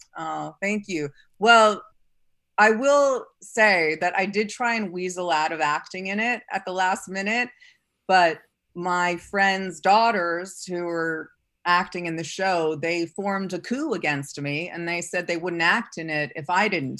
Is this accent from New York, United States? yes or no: yes; New York City, New York, United States; I grew up in New York City